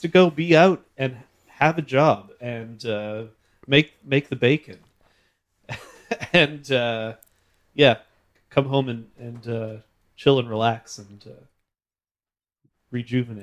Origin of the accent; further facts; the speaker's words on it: Red River Valley, Manitoba, Canada; grew up in the Red River Valley